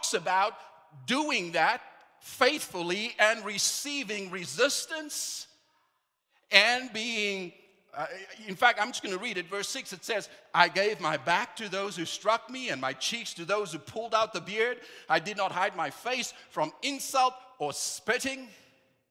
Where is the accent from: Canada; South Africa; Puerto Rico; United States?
South Africa; moved away; back home, I'm from South Africa